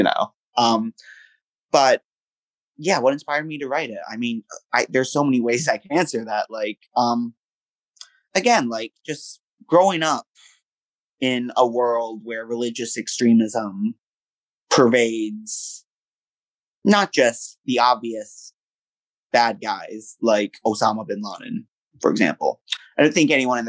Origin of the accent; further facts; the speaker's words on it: United States; here in my home country in the United States